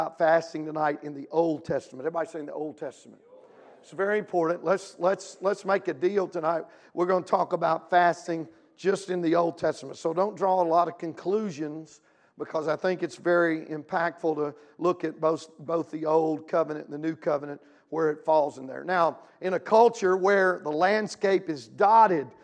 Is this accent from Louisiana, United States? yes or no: yes; Louisiana, United States; now in Midwest, United States; I'm from Louisiana